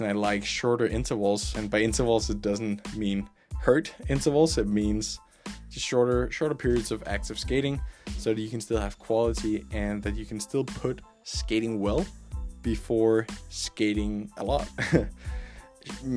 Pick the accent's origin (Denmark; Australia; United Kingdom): Denmark; I grew up in Denmark